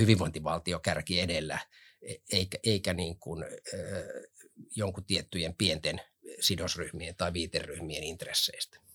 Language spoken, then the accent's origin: Finnish; Helsinki, Uusimaa, Finland; Mä oon Kontulasta lähtöisin, viettänyt seitsemänkymmentä- ja kahdeksankymmentäluvut Kontulassa.